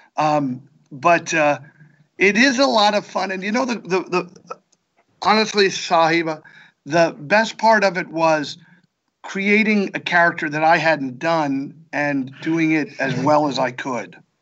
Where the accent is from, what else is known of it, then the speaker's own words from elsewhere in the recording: Bethlehem, Pennsylvania, United States; moved away; my hometown